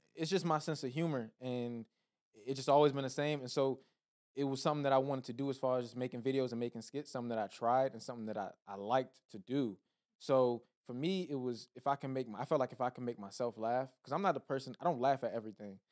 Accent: Laurel, Maryland, United States; moved away as an adult; now in Los Angeles, United States; Maryland, P G County, Laurel, Maryland

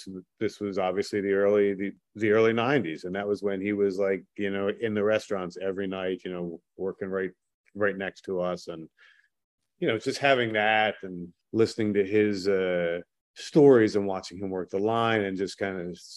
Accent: Philadelphia, Pennsylvania, United States; also born or lived in Abington, Pennsylvania; I'm from Northeast Abington, but my father's family's from 7th and League. So I was, you know, sort of raised there

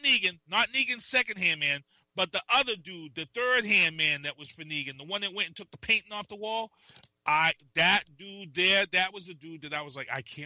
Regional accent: Decatur, Georgia, United States; Yeah, I'm from Decatur, man.

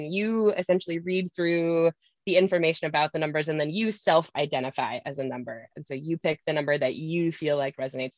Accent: Wisconsin, United States; now in Minnesota, United States; I grew up in Wisconsin, but live in Minnesota

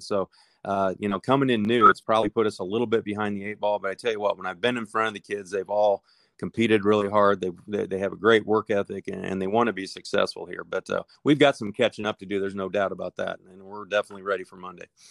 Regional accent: Nebraska, United States; moved away as an adult; now in Savannah, United States; I was born and raised in Nebraska

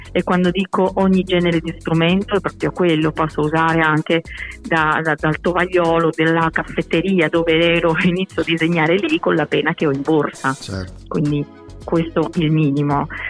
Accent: Barcelona, Catalonia, Spain; Italian is a second language; moved away as an adult; now in Bologna, Italy; io sono di Barcellona

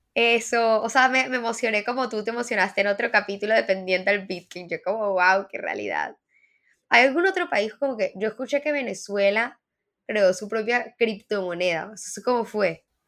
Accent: Mexico; now in Colombia; yo nací en México

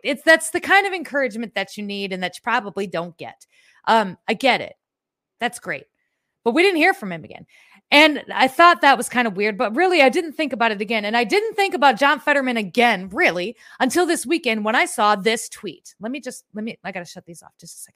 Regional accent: Midwest, United States; I'm from the Midwest.

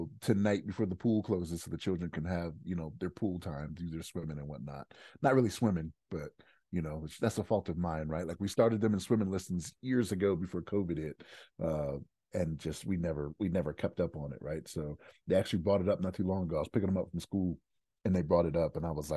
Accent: Maryland, United States; now in Denver, United States; So like I'm from Maryland

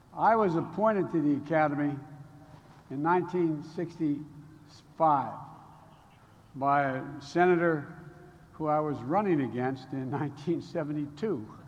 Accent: Minnesota, United States; I'm from Minnesota.

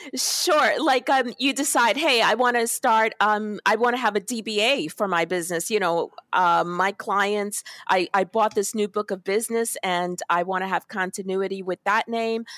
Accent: New York City, New York, United States; I was born in Brooklyn, in Park Slope, Brooklyn

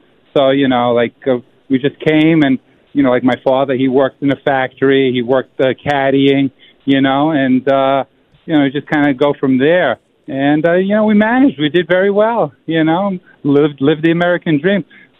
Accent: Poland; English is a second language; now in United States; You know, I had come to America like in 1960. {S1} Okay. {S13} And, you know, I came from Poland. And, you know, my family was sponsored.

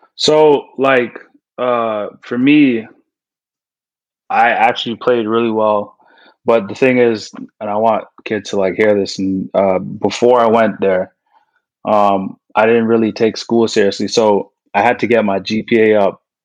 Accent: Canada; growing up in Canadian basketball

